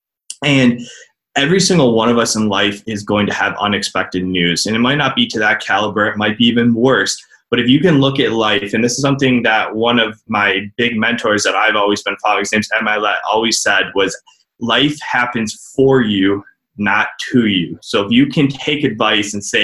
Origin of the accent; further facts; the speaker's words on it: Cleveland, Ohio, United States; I'm from Cleveland, Ohio